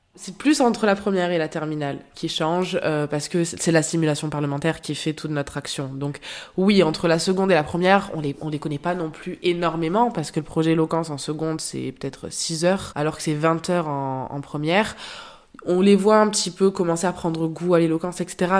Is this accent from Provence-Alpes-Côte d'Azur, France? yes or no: yes; Marseille, Provence-Alpes-Côte d'Azur, France; moved away as an adult; now in Paris, France; Je suis aussi de Marseille